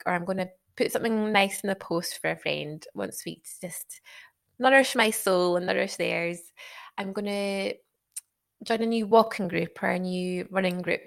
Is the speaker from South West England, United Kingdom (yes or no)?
no; Isle of Skye, Scotland, United Kingdom; accent: Scottish; moved away as an adult; also born or lived in Glasgow; now in Sheffield, United Kingdom; I'm obviously from Scotland, as you can probably tell by the accent. Grew up on the Isle of Skye, then lived in Glasgow for a long time